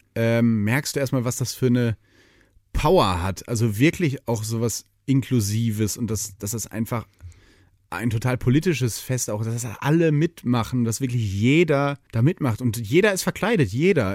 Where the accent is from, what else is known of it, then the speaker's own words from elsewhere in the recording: Detmold, North Rhine-Westphalia, Germany; moved away as an adult; also born or lived in Hannover; now in Cologne, Germany; Ich bin ja in Ostwestfalen aufgewachsen